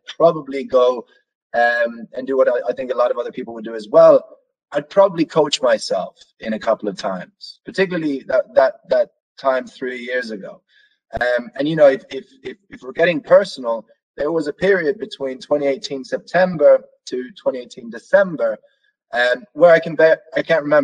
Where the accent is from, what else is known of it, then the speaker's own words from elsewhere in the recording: Norway; moved away; me growing up in Norway